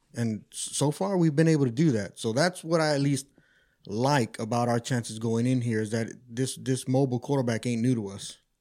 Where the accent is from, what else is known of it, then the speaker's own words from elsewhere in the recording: Austin, Texas, United States; also born or lived in California; I'm from Austin. I've been born and raised